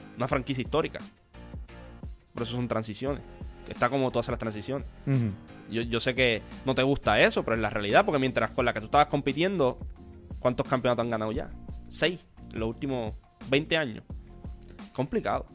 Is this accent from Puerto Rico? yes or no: yes; Corozal, Puerto Rico; Yo soy de Corozal